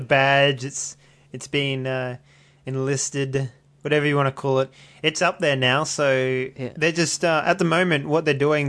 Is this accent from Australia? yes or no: yes; Australia; accent: Australian; my Australian accent